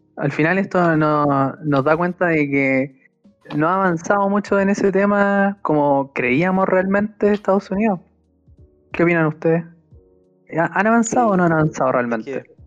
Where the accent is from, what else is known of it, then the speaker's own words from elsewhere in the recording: Chile; Soy un mal chileno